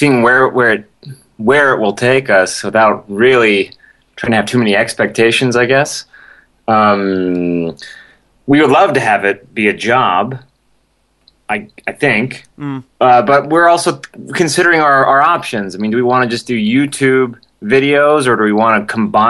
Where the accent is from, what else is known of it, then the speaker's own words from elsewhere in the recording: Los Angeles, California, United States; I grew up in Hollywood